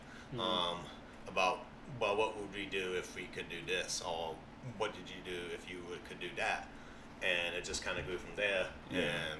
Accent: Greenville, South Carolina, United States; moved away; also born or lived in Atlanta, Georgia / Ohio / Cary, North Carolina; I'm from South Carolina, Greenville, South Carolina. Right outside of Greenville. I was born in Atlanta. My culinary career started in Ohio, though.

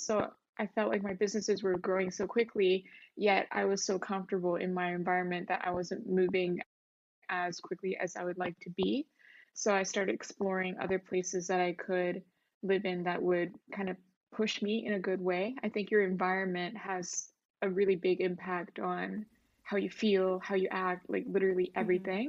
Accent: Vancouver, British Columbia, Canada; moved away as an adult; now in Tokyo, Japan; I live in Tokyo, but I was born and raised in Vancouver, Canada

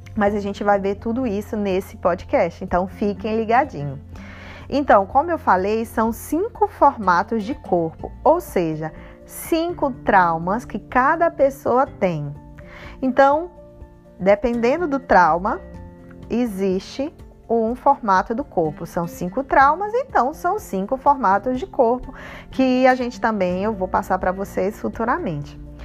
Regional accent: Northeast Region, Brazil; eu sou nordestina, arretada

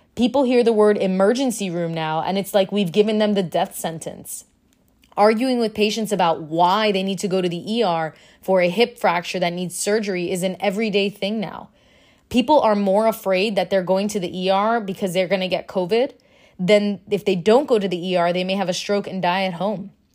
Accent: Miami, Florida, United States; moved away; I'm from Miami

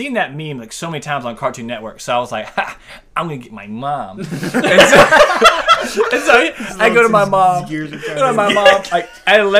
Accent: Leesville, Louisiana, United States; I'm from Leesville.

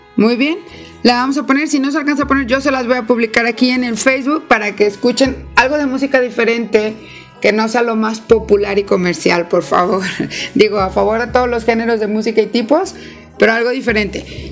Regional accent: Mexico; nosotros como mexicanos

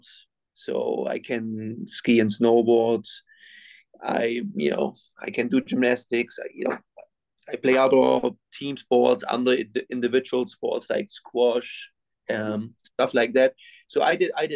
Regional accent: Winterstein, Germany; moved away as an adult; now in United States; I'm from Germany. I grew up in Germany. I went to school in Germany. I came to the United States when I was 26

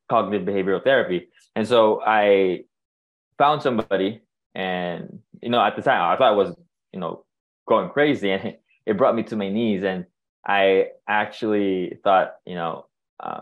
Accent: Philippines; moved away; I'm born and raised in the Philippines, and I was raised in a culture that, lacked awareness about mental health

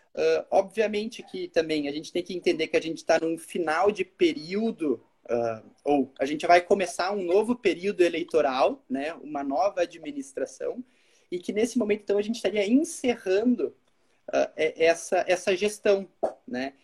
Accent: Caxias do Sul, Rio Grande do Sul, Brazil; also born or lived in Braga, Portugal; Eu sou formado pela UX, eu sou de Caxias

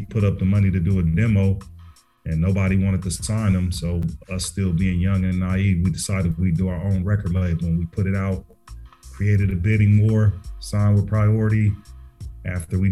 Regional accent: Carson, California, United States; now in Atlanta, United States; I'm originally from Carson, California, which is

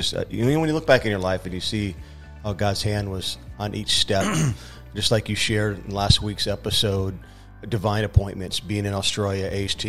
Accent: Phoenix, Arizona, United States; also born or lived in Tulsa; now in Illinois, United States; I was born in Phoenix, Arizona, where it is really hot.

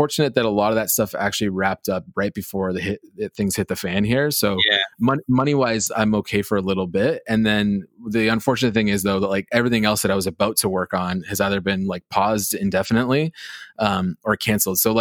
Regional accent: Canada; New York as a Canadian, like New York was always America for us too

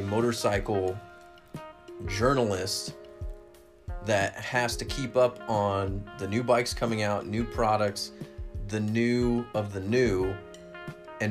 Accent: California, United States; now in Las Vegas, United States; I'm a Californian

